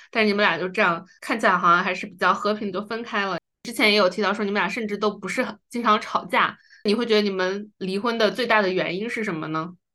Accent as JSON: {"language": "Chinese", "country": "China", "said": "因为我们是中国人嘛"}